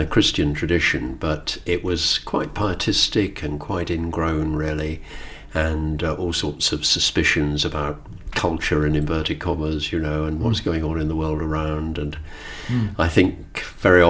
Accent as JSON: {"language": "English", "town": "Bournemouth", "region": "South West England", "country": "United Kingdom", "tie": "born or raised there", "also_born_or_lived": "London / Portsmouth / Southampton / Bristol", "moved": "as an adult", "said": "I grew up in Bournemouth"}